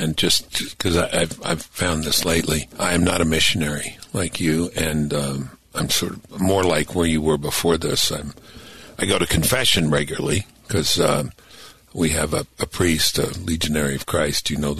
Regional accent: New York City, New York, United States; I grew up in Brooklyn

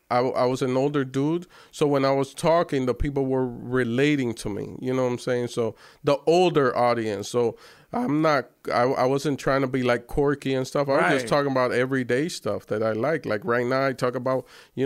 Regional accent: Miami, Florida, United States; So when I grew up in Miami, so when he would come to Miami and they would do like How Can I Be Down or the Source Music Weekend, I would be doing street promos and passing out.

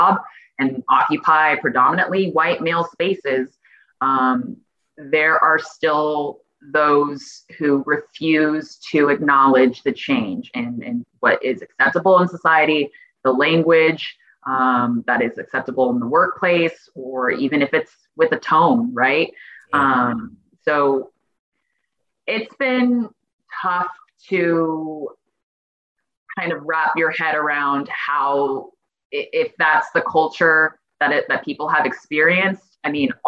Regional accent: Phoenix, Arizona, United States; me growing up in the Valley and working in media

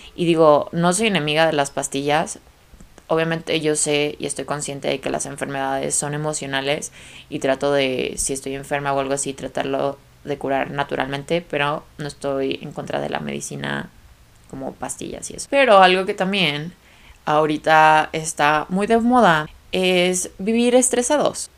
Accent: Guadalajara, Jalisco, Mexico; moved away as an adult; now in Guadalajara, Mexico; ya mi familia ya no vive en la ciudad de la que soy, que soy de Guadalajara

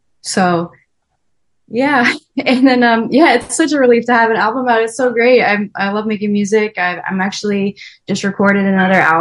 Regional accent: 20 minutes north of Boston, Massachusetts, United States; also born or lived in Ann Arbor, Michigan; now in Nashville, United States; I grew up in Massachusetts. And I would always go to the beach with my friends. Grew up 20 minutes north of Boston

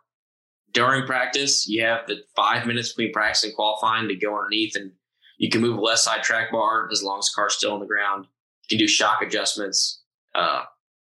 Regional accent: Austin, Texas, United States; Austin just because it's my hometown and I know where stuff is

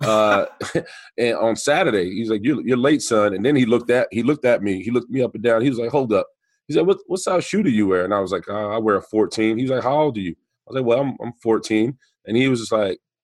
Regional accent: New York City, New York, United States; I'm from New York City. I'm from the Bronx. I grew up playing basketball and baseball

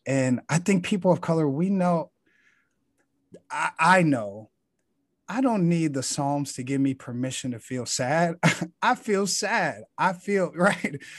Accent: Chicago, Illinois, United States; growing up in Chicago

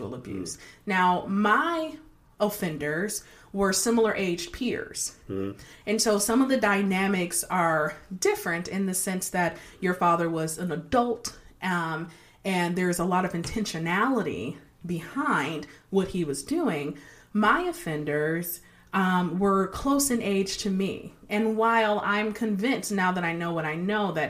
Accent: Detroit, Michigan, United States; I grew up in Detroit and on a nice block, but there weren't a lot of kids

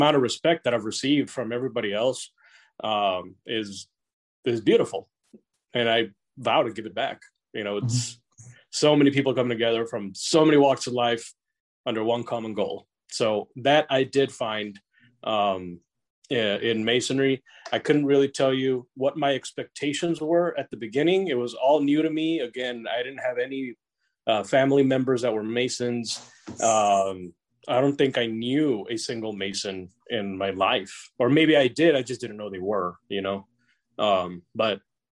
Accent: Nuevo Laredo, Tamaulipas, Mexico; moved away; I grew up on the Mexican side too, which is like twice or three times bigger than Laredo, Texas

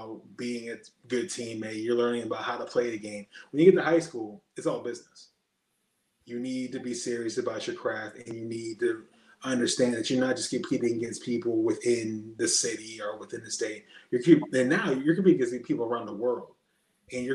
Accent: Erie, Pennsylvania, United States; I'm just from Erie, Pennsylvania

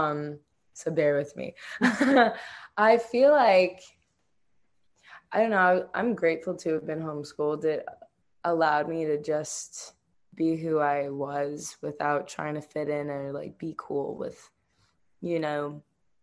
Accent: Miami, Florida, United States; now in Eugene, United States; Growing up in Miami was awesome. I'm Cuban and Jamaican, so it's like where my people are

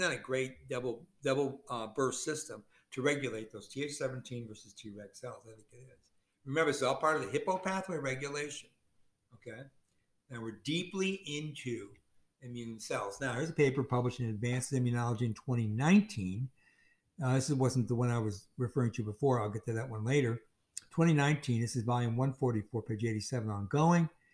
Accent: Chicago, Illinois, United States; I'm from Chicago

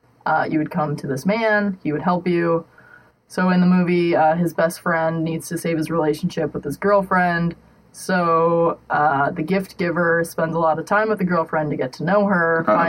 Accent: South Dakota, United States; moved away as an adult; now in Joplin, United States; I am from South Dakota

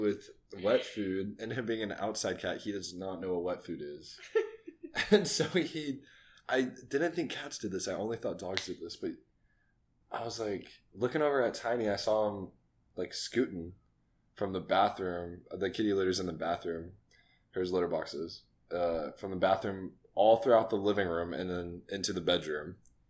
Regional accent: New Braunfels, Texas, United States; And I grew up in New Braunfels.

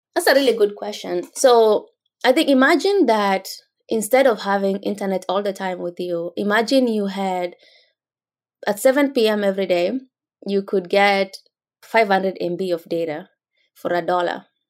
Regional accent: Kenya; moved away as an adult; now in United States; growing up in rural Kenya

